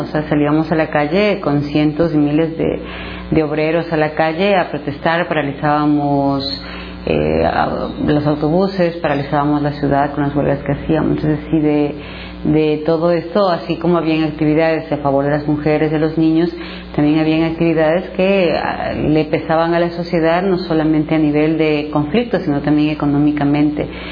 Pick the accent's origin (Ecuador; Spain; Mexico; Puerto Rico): Ecuador; soy ecuatoriana.